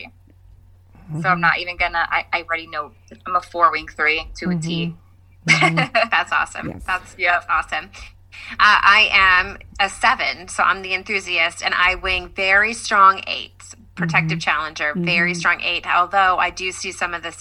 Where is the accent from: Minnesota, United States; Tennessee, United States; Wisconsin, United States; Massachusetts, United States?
Tennessee, United States; Franklin; I am from Franklin, Tennessee. I live here with my husband and our four amazing children